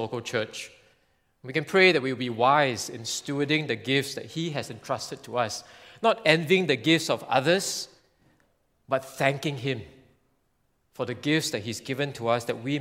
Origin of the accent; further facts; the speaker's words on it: Singapore; being Singaporean